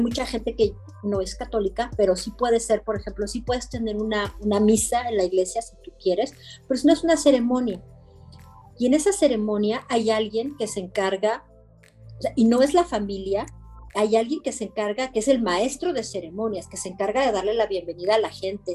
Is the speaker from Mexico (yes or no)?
yes; Mexico; now in Belgium; Yo, como mexicano